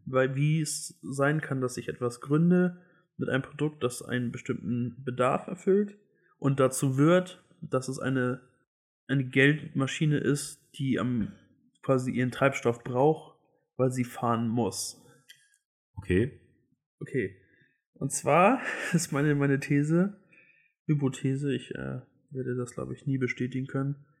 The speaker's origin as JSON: {"language": "German", "region": "Hamburg", "country": "Germany", "said": "ich komme aus Hamburg, wir sind hier in Hamburg"}